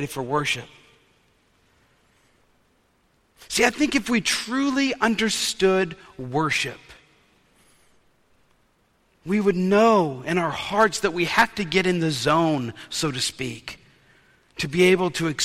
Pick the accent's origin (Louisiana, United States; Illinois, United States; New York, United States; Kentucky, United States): Louisiana, United States; New Orleans; When I was a kid, growing up in New Orleans, we were taught to wear our best clothes to worship